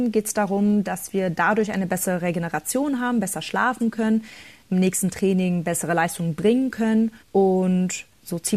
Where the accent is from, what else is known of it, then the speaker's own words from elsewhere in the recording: Berlin, Germany; Als Kind libanesischer Einwanderer war meine Kindheit in Berlin nicht immer einfach, doch ich habe mich nie runterkriegen lassen.